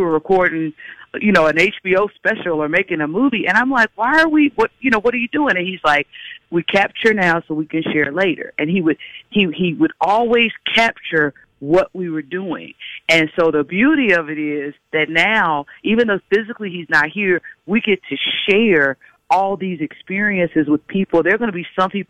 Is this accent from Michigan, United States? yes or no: no; Greensboro, North Carolina, United States; You know, I'm from a small town. I'm from Greensboro, North Carolina.